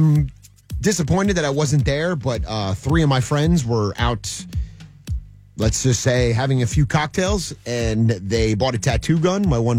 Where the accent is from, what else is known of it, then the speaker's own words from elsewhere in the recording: New Jersey, United States; moved away as an adult; also born or lived in the South (US); where I grew up in New Jersey, an F-bomb, it's part of the culture.